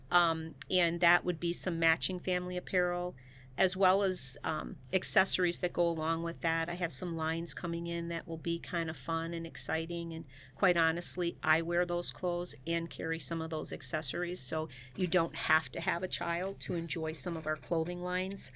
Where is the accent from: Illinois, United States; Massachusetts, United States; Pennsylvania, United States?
Illinois, United States; Chicago; moved away as an adult; now in Saint Charles, United States; I am originally from the Chicagoland area